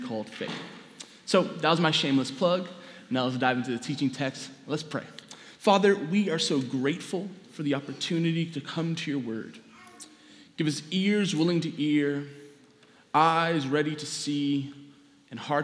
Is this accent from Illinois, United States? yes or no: no; New York City, New York, United States; I grew up here in New York City